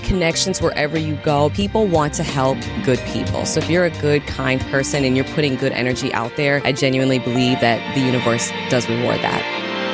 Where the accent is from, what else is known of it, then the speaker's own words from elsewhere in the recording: Milwaukee, Wisconsin, United States; I grew up in Milwaukee, born and raised